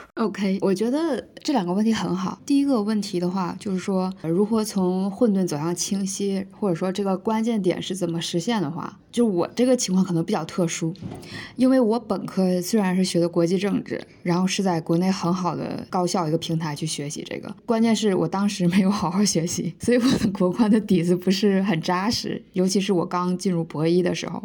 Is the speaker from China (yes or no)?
yes; China; moved away as an adult; now in Scotland, United Kingdom; 作为一个在中国土生土长的人